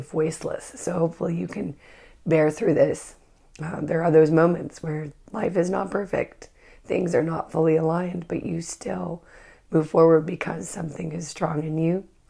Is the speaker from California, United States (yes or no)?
yes; Northern California, United States; I'm from Northern California.